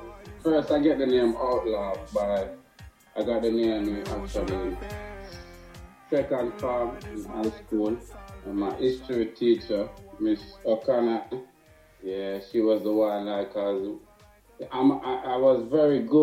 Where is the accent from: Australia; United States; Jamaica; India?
Jamaica; I am a Jamaican